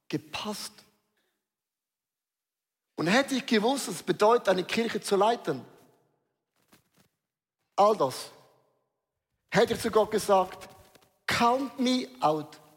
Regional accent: Switzerland; Ich bin ein Schweizer, auch ich habe Würde.

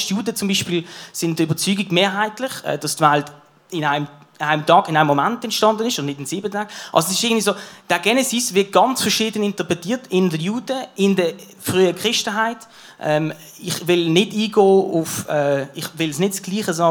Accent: Basel, Basel-Stadt, Switzerland; Ich bin geboren eben in Basel, in Kleinbasel, in Kleinbasel

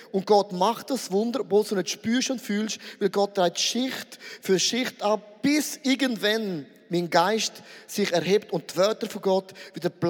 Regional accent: Switzerland; Nein, wir sind Schweizer, wir sind immer, immer in Bewegung.

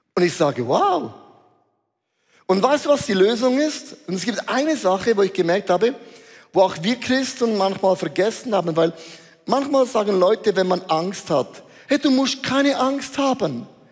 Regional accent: Switzerland

